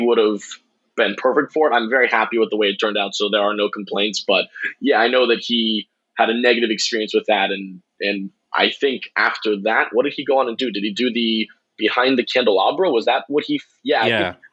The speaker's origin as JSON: {"language": "English", "town": "Tampa", "region": "Florida", "country": "United States", "said": "I'm from Tampa"}